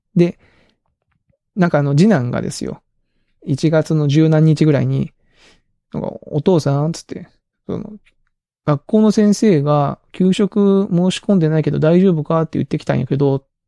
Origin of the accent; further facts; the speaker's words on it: Kagoshima, Japan; moved away; 鹿児島のうちの実家の母